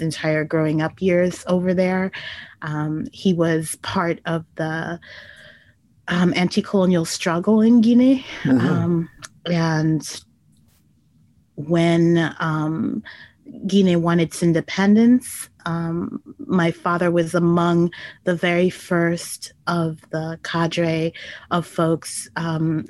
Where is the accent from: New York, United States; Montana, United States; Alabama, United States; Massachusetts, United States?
New York, United States; New York City; also born or lived in Chicago; I was born in New York City in 1971